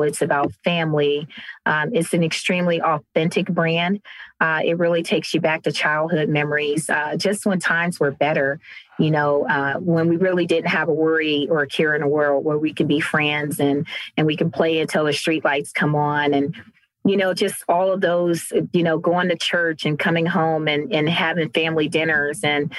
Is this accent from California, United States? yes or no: no; Cleveland, Ohio, United States; now in Cincinnati, United States; So I'm based here in Cincinnati, Ohio. So I'm originally from Cleveland, Ohio.